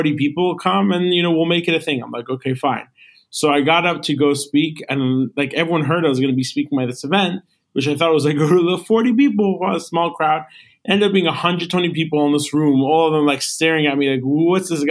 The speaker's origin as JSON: {"language": "English", "region": "New York", "country": "United States", "tie": "born or raised there", "also_born_or_lived": "Los Angeles", "said": "So I was born and raised in New York. I went to school, I did everything here"}